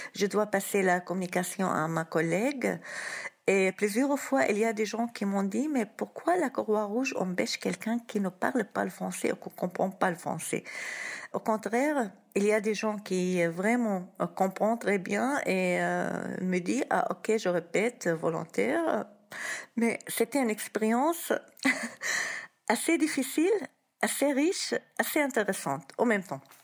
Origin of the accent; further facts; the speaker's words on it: Syria; moved away as an adult; now in Tours, France; on a décidé de partir, de quitter la Syrie